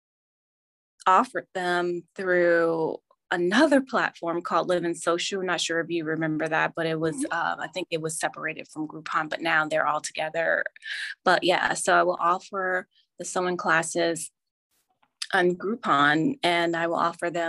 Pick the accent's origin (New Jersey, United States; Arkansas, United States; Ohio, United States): New Jersey, United States; now in Virginia, United States; I grew up in New Jersey, and at that time we had home economic classes.